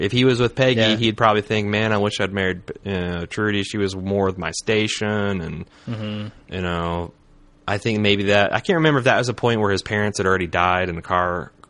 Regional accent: Winston-Salem, North Carolina, United States; Weiner's directing a movie with Amy Poehler, Owen Wilson, and Zach Galifianakis that's filming in my hometown of Winston-Salem, North Carolina.

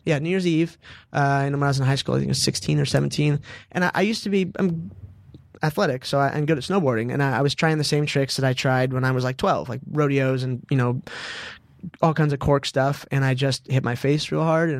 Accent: Southern California, United States; I say I'm a son of the South, but I'm from Southern California.

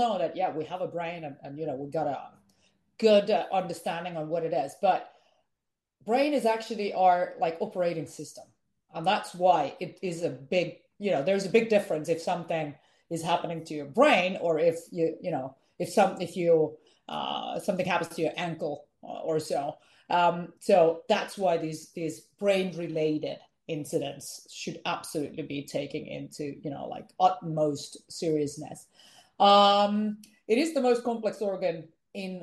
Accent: Finland; English is a second language; I am from Finland.

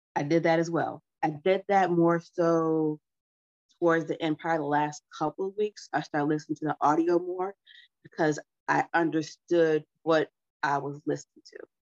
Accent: United States; first language English; I'm American, so English was my first language, but not my best language

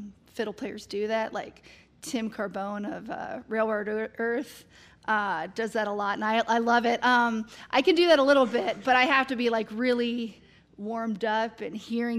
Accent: Cincinnati, Ohio, United States; now in Kentucky, United States; But I live in Kentucky now, so.

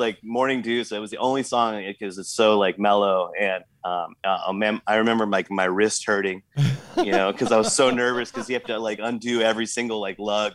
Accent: Southern California, United States; moved away as an adult; now in San Francisco Bay Area, United States; I grew up in Southern California and I moved to the Bay in like 2005

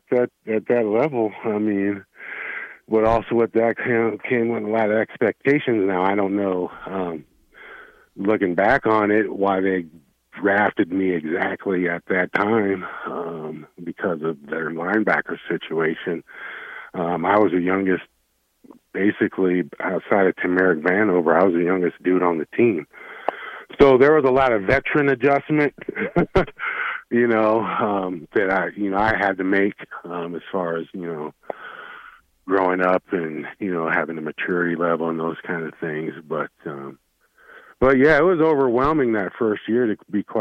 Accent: Wyoming, United States; also born or lived in Nebraska; now in Fort Collins, United States; I'm from Wyoming

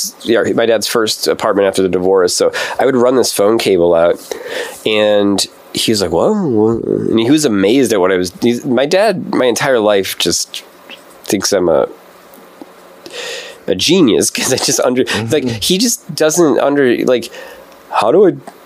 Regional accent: Midwest, United States; we're from the Midwest

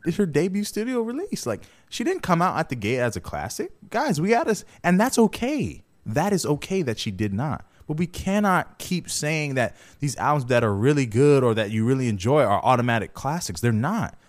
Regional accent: Jamaica; I'm Jamaican

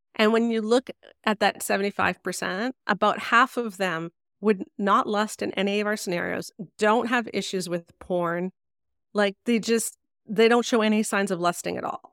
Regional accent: Canada; I'm Canadian.

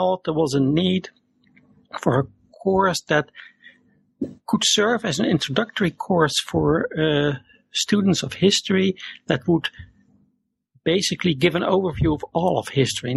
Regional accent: Netherlands; also born or lived in Zurite, Peru; born and raised in the Netherlands. I'm still living here.

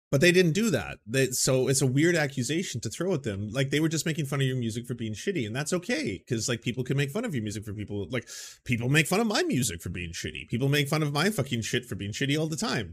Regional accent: Canada; I'm a Canadian

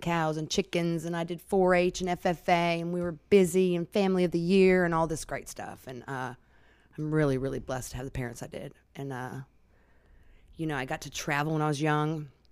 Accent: Alaska, United States; I was born and raised in Alaska

